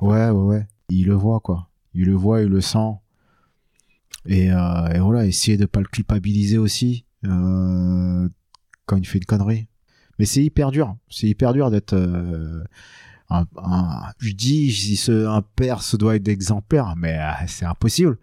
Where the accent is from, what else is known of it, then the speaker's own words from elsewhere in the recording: France; je suis né en France, et tout ça, je suis, je suis pas un vietnamien qui vient de débarquer